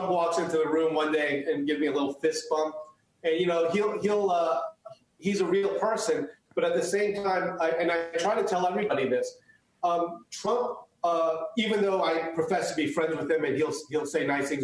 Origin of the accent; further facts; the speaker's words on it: United States; first language Chinese; English is a second language; I was born in the United States.